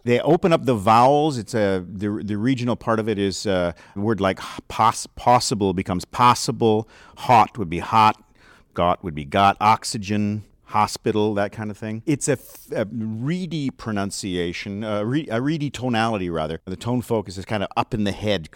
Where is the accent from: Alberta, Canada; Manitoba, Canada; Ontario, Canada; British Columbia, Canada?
British Columbia, Canada; near Vancouver; accent: West Coast; I was raised near Vancouver